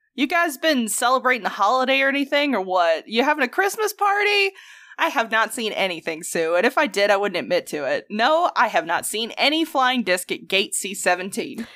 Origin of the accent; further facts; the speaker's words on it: the South, United States; accent: thick southern; my accent is so fucking thick